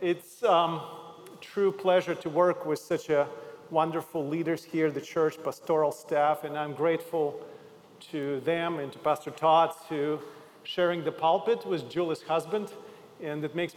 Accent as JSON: {"language": "English", "town": "Odesa", "region": "Odesa Oblast", "country": "Ukraine", "tie": "born or raised there", "also_born_or_lived": "Zaoksky, Russia", "moved": "as an adult", "said": "I'm originally from Odessa, Ukraine"}